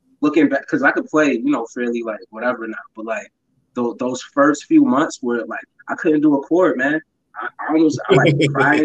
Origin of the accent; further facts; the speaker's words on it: New York City, New York, United States; also born or lived in Buffalo, New York; My mom's remarried and moved to Brooklyn when I was young, but I spent all my summers out there